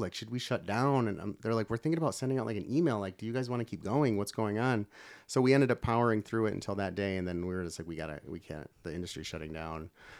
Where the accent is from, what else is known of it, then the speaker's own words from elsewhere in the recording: Michigan, United States; moved away as an adult; I'm from, I moved out here from Michigan it's going on, I don't even know now, 2009.